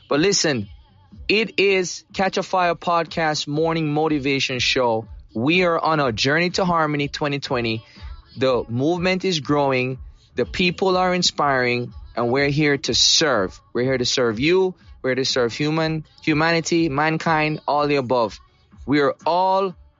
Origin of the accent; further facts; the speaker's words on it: Jamaica; now in United States; I grew up in Jamaica